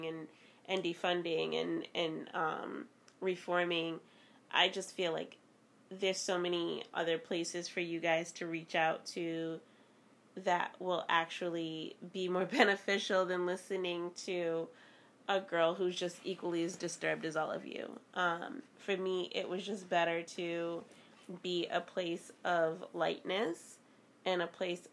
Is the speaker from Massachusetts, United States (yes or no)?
yes; Boston, Massachusetts, United States; Growing up in Boston, though, I can say that my older cousins and family members taught me to be very street smart very early on